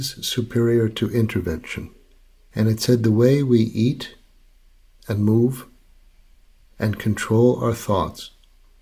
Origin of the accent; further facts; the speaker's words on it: Long Island, New York, United States; I grew up in Long Island in the 1960s